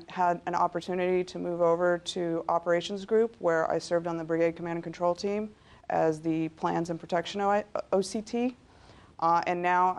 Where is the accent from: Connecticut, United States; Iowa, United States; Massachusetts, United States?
Iowa, United States; moved away as an adult; also born or lived in Rochester, New York; now in Fort Johnson, United States; I grew up in Iowa.